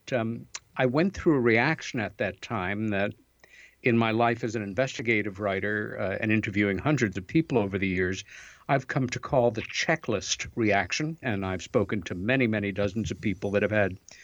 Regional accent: Long Island, New York, United States; our folks moved us out to Long Island and a very pretty little village out there

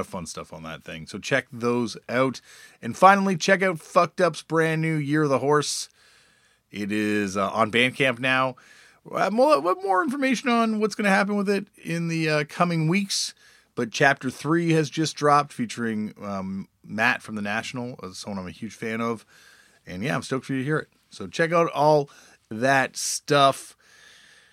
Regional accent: Toronto, Ontario, Canada; growing up in Toronto

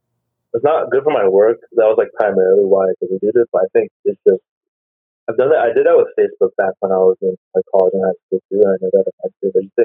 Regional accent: Glendale, California, United States; moved away as an adult; also born or lived in Queens, New York; now in New York, United States; I was born in Flushing, Queens. And then I moved to Glendale, California when I was like really young. So me and my sister were born in Queens. And then my brother was born in California, but I consider myself pretty much an Angelino. I grew up here, or grew up there.

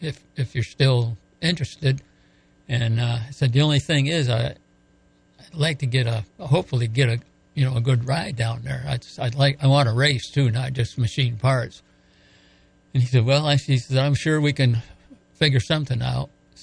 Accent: western New York, United States; moved away as an adult; originally, I was kind of raised up in western New York, over way over in the tip between Buffalo and Erie.

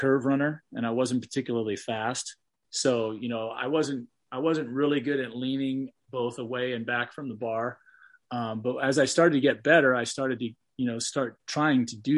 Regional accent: California, United States; I'm from California where the sun shines all the time

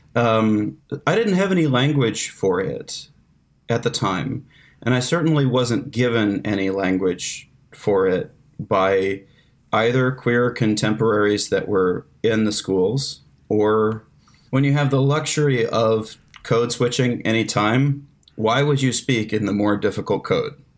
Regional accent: the Ozarks, United States; I was like, "The Ozarks."

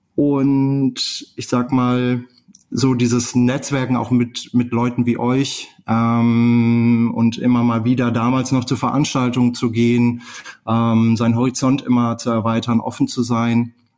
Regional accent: Ruhr area, North Rhine-Westphalia, Germany; moved away as an adult; ich komme aus dem Ruhrgebiet äh, und äh, bin hier geboren

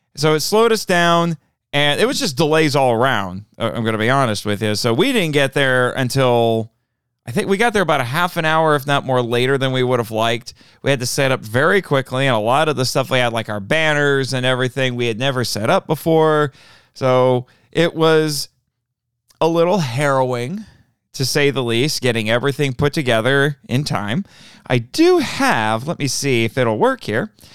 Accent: Indiana, United States; in Indianapolis, the state capitol, for my home state

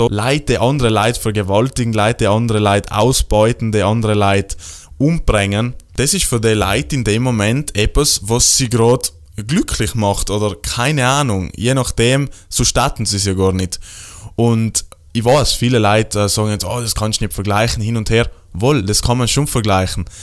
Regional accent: Trentino-Alto Adige, Italy; ja, aber ich komme aus Südtirol, bei mir äh, gibt es äh, Freilauf, äh, Hühner und Kia sind auf der Wies und alles super

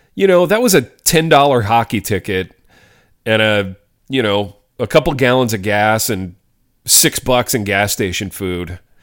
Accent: Hartford City, Indiana, United States; my hometown, shout out Hartford City, Indiana

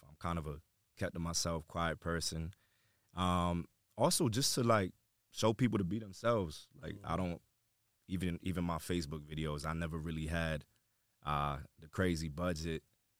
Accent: New York, United States; I'm America, but where? I'm from New York.

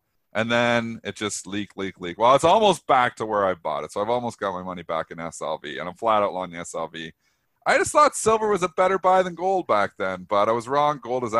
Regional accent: Canada; I'm Canadian. I take U.S. geography. Jeez. I know where Vancouver is. It's in BC.

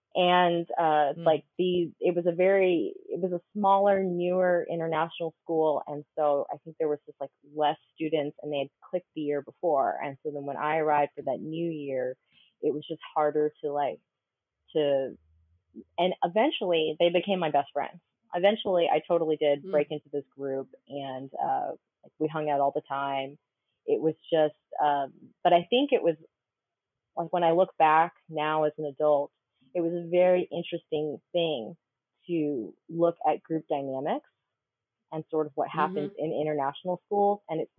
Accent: Austin, Texas, United States; also born or lived in Colorado; did go to Texas right before I started high school. And so I have the privilege of Austin, Texas being my hometown now because of that.

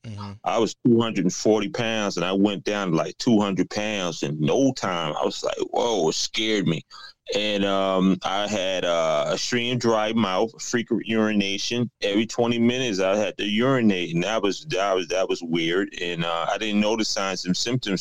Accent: South Carolina, United States; moved away as an adult; also born or lived in New York; now in Atlanta, United States; I was originally from South Carolina, but I moved to New York. Now I'm in Atlanta

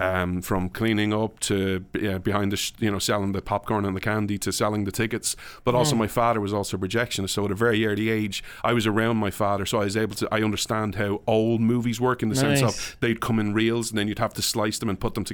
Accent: Ireland; So like, you talk about what it was like growing up in Ireland. So I hate Ireland for many reasons, but I didn't enjoy my childhood.

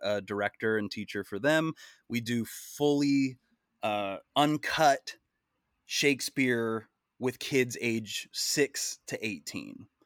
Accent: Wichita, Kansas, United States; I'm from Wichita, Kansas, uh, but from the age of preschool through graduating high school, I went to the exact same school

